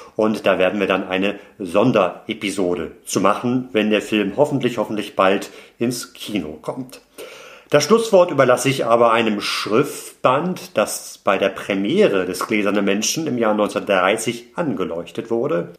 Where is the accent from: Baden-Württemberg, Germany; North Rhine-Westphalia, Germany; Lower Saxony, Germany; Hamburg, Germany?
Hamburg, Germany; Hamburg, in meine Heimatstadt